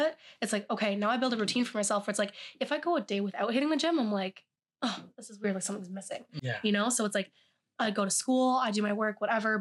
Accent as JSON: {"language": "English", "town": "Ottawa", "region": "Ontario", "country": "Canada", "moved": "as an adult", "lives_now": "Kingston, Canada", "said": "I am actually from Ottawa."}